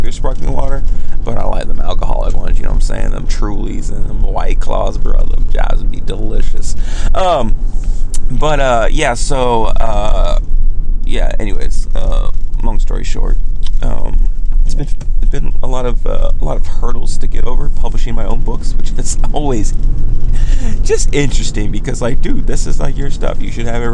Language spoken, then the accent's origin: English; the South, United States; accent: southern; my southern accent comes a little bit thicker than other times